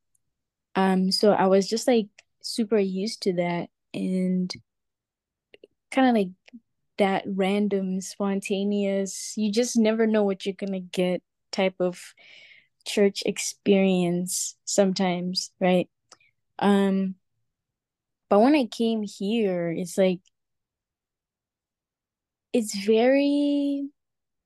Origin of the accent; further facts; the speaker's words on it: Zimbabwe; moved away; when I was in Zim, I went to a Pentecostal church